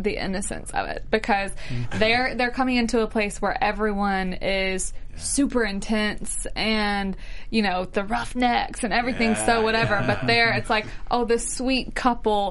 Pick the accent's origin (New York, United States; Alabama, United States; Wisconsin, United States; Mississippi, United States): Alabama, United States; I'm from Alabama